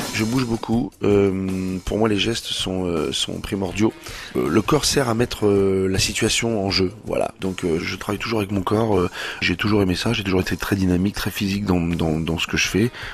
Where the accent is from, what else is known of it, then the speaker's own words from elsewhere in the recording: Rouen, Normandy, France; moved away; je suis originaire de Rouen, euh, j'adore cette ville, j'adore y retourner